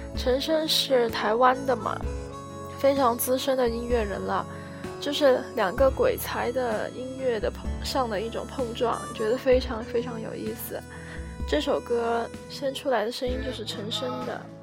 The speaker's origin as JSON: {"language": "Chinese", "town": "Guiyang", "region": "Guizhou", "country": "China", "said": "我是贵阳人，贵州贵阳，对，就是出茅台酒的那个贵州。呃，我们这里也没有很偏僻啦，我还是住在城市里面的"}